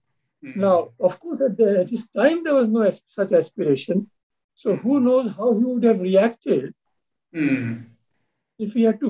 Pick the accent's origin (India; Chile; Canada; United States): India; as Indian citizens